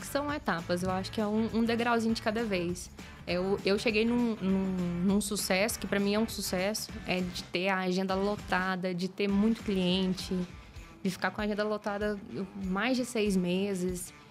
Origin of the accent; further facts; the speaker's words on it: Goiás, Brazil; eu sou goiana raiz do interior, falo bem errado mesmo